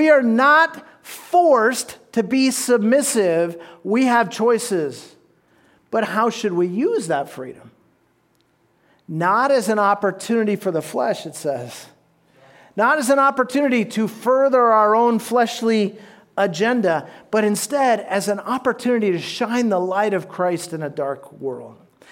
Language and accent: English; United States; even as American citizens